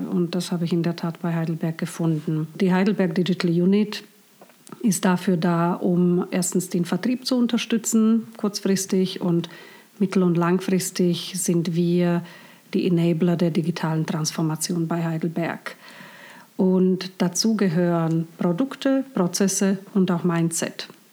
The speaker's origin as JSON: {"language": "German", "town": "Bratislava", "region": "Bratislava Region", "country": "Slovakia", "tie": "born or raised there", "also_born_or_lived": "Hong Kong", "moved": "yes", "lives_now": "Germany", "said": "ich bin in Bratislava aufgewachsen"}